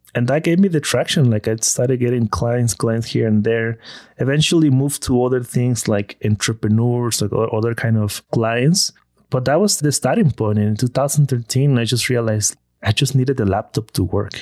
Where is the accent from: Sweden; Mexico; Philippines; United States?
Mexico; Villahermosa, Tabasco; moved away as an adult; I'm from Tabasco.